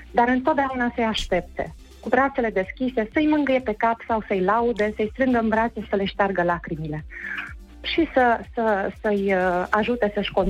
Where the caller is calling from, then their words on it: Bistrița, Bistrița-Năsăud, Romania; nu, sunt de la Bistrița vă sunt.